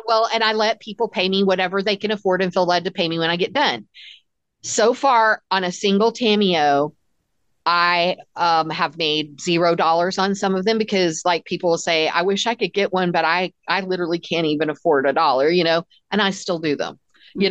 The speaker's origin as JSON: {"language": "English", "region": "Texas", "country": "United States", "said": "I'm very American obviously and super Texan"}